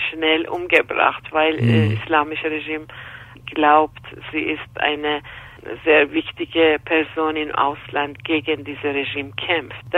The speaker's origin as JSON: {"language": "German", "country": "Iran", "lives_now": "Austria", "said": "ich komme aus dem Iran"}